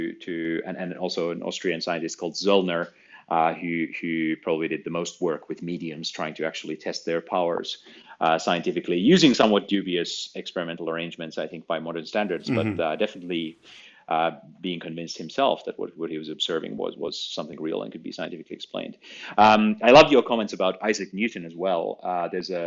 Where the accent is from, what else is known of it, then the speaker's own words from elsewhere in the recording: Finland; I found it in my school little school library. Growing up in Finland